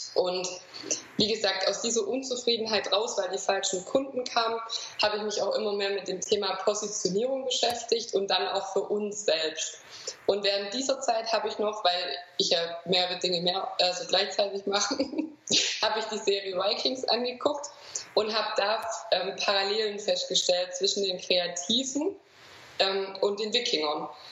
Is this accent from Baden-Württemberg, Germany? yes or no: yes; Swabia, Baden-Württemberg, Germany; accent: Swabian; ich bin aus dem Schwabenland, das wird man auch hören